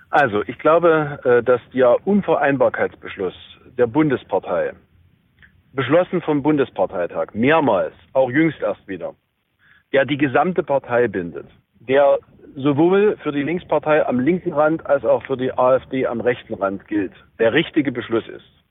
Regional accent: Saxony, Germany; bei uns in Sachsen

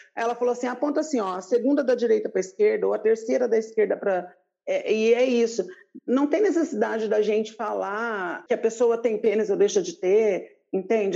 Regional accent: Paraná, Brazil; now in Paulínia, Brazil; Eu sou do Paraná

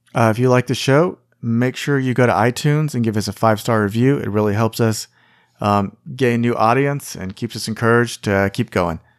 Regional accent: United States

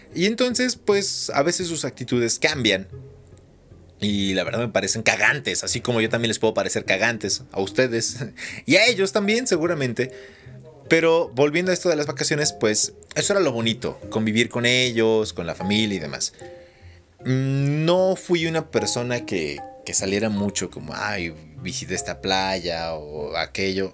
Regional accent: Mexico City, Mexico; moved away as an adult; now in Hidalgo, Mexico; viví muchos años en Ciudad de México. Y nací allá y crecí allá y allá me desarrollé y todo. Por eso soy chilango hidalguense

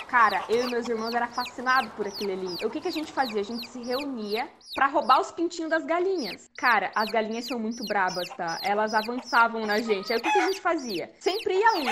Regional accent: Manaus, Amazonas, Brazil; moved away; also born or lived in Santa Catarina; eu nasci em Santa Catarina, mas eu fui criada em Manaus.

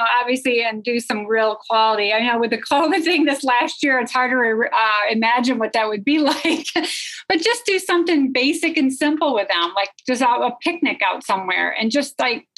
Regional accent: New Berlin, New York, United States; moved away as an adult; also born or lived in Middle East; my hometown where I live in New Berlin

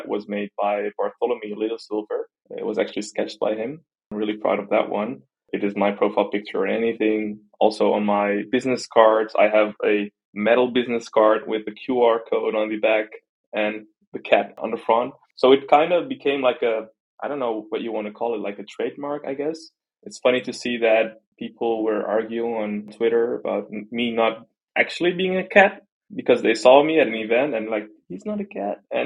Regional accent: Netherlands; I was born in the Netherlands, I'm as Dutch as you can be

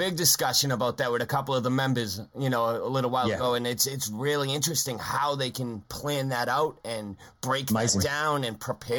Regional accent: Boston, Massachusetts, United States; accent: Boston; My obnoxious Boston accent

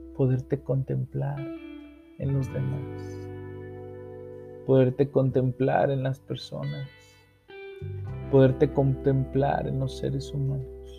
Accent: Mexico; En México somos bendecidos tener capillas de adoración perpetua.

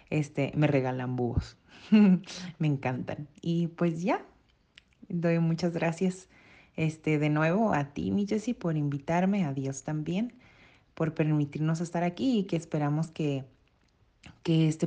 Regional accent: Guadalajara, Jalisco, Mexico; born there; Em, nací en Guadalajara, Jalisco

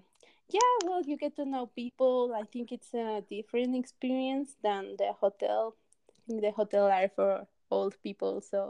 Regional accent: Mexico City, Mexico; now in Aguascalientes, Mexico; Well, I was born in Mexico City, but right now I'm living in a small town called Aguascalientes, which is located like in the middle of Mexico.

